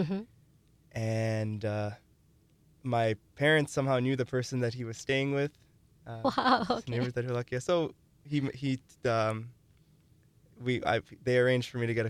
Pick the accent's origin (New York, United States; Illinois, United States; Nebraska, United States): Illinois, United States; Chicago; also born or lived in South Carolina; When we moved, when I was six, we moved to Chicago, and I started learning bhajans from a teacher there